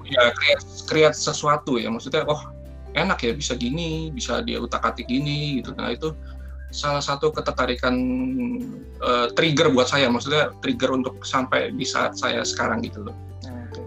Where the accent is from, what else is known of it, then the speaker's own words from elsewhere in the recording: Jakarta, Indonesia; saya tumbuh di di Jakarta